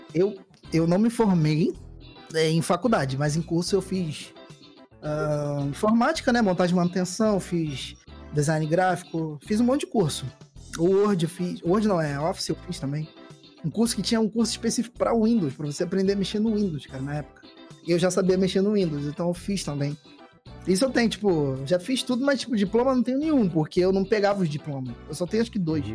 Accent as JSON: {"language": "Portuguese", "town": "Mesquita", "region": "Rio de Janeiro", "country": "Brazil", "tie": "born or raised there", "also_born_or_lived": "Copacabana, Rio de Janeiro", "moved": "as an adult", "lives_now": "Rio de Janeiro, Brazil", "said": "foi Mesquita, né? Na Baixada Fluminense, lá na uhum. Chato Bom de Mesquita lá. E vivi lá a maior parte da minha vida"}